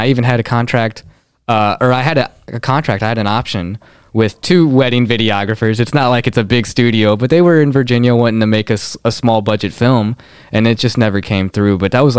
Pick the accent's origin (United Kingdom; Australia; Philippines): Philippines; I'm 5'2", I'm Filipino, I'm you know, these are definitive facts.